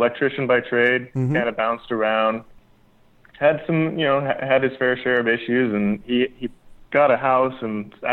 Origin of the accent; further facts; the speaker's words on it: United States; also born or lived in Las Vegas, Nevada / California; now in Oxnard, United States; I grew up in California and, you know, Las Vegas